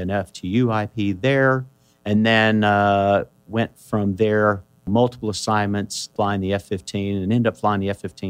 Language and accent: English; between Hot Springs and Benton, Arkansas, United States; Between Hot Springs and Benton, Arkansas.